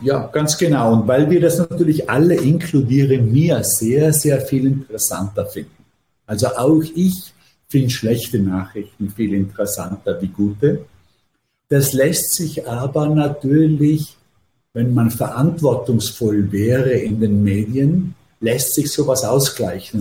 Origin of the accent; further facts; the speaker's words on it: Vorarlberg, Austria; moved away as an adult; now in New York, United States; ich habe ja meine formativen Jahre wirklich in Österreich verbracht